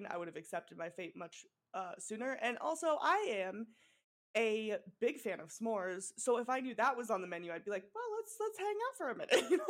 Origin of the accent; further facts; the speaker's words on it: Colorado, United States; also born or lived in Iowa; now in Los Angeles, United States; Cuz like I grew up in Colorado and Iowa and then now I live in Los Angeles, so it's like like I'll say like pop sometimes, I'll say soda sometimes.